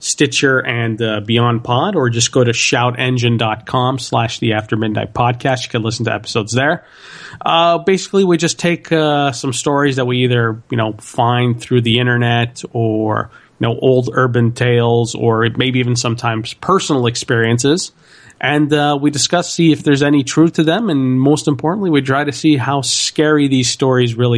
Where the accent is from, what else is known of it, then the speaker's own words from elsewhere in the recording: Montreal, Quebec, Canada; born and raised in Montreal.